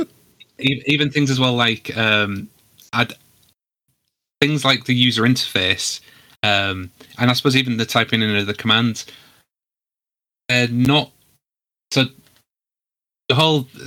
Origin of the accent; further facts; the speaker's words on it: United Kingdom; I'm British